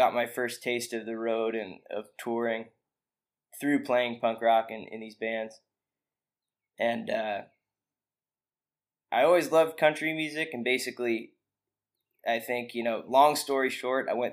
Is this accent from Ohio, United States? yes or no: no; Ben Lomond, California, United States; moved away as an adult; now in Austin, United States; I grew up in Ben Lomond, which is basically a little mountain town outside of Santa Cruz